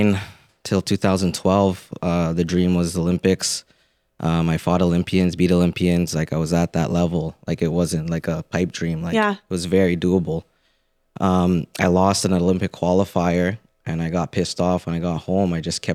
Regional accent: Philippines; And again, just being Filipino, I remember watching B-Hop in Trinidad when I was a kid

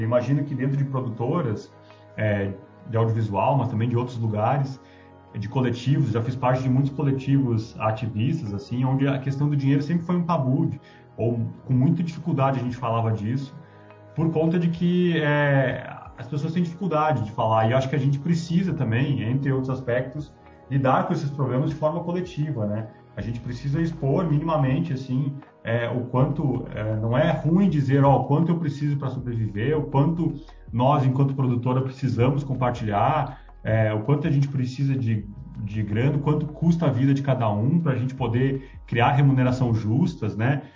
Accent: Rio Grande do Sul, Brazil; moved away; Rio Grande do Sul, de onde eu vim

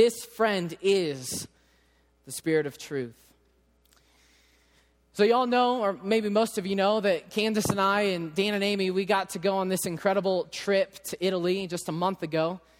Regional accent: England, United Kingdom; obviously, I'm English, they're Italian. I know I can't speak their language.

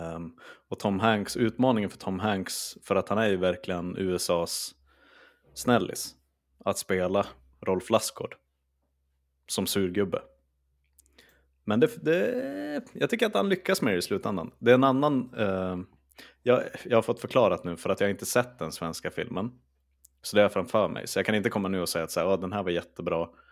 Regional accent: Skellefteå, Västerbotten County, Sweden; jag är från Skellefteå

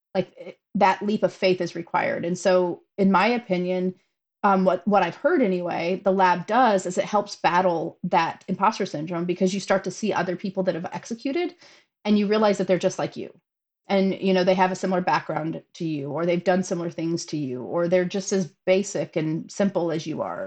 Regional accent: St. Louis, Missouri, United States; we're both from St. Louis

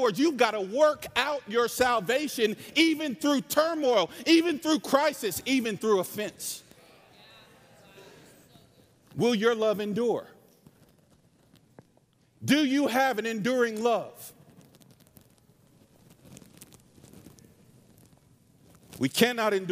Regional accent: North Carolina, United States; I say y'all, I'm from North Carolina. This is my real accent

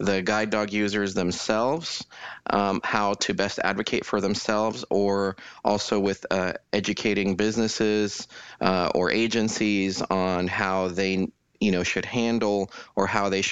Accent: Denver, Colorado, United States; also born or lived in Kansas City / Fort Wayne, Indiana; now in Houston, United States; I'm originally from Denver, Colorado

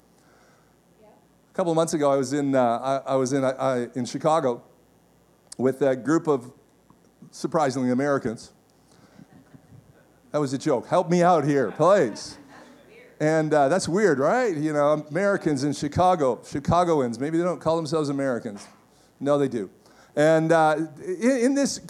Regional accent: Canada; as a Canadian

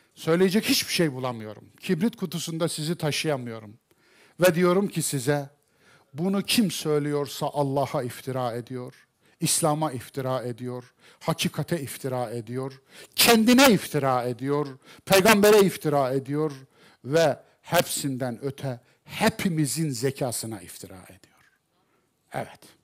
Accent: Kayseri Province, Turkey; ben Kayserliyim

